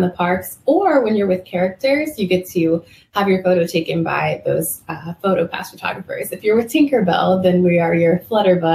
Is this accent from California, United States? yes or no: no; Maryland, United States; my hometown in Maryland